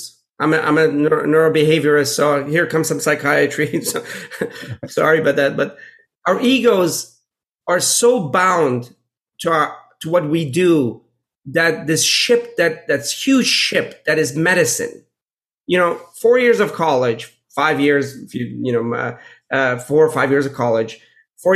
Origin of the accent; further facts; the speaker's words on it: Pittsburgh, Pennsylvania, United States; I grew up in Pittsburgh